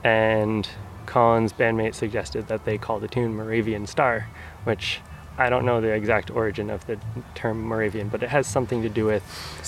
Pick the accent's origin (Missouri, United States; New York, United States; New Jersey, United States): New York, United States; Oyster Bay; I'm from Oyster Bay, New York, which is like on Long Island, all the ways outside New York City.